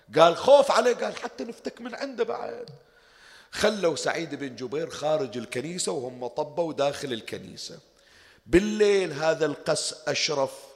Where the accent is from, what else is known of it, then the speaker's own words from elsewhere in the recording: Bahrain; عندنا في البحرين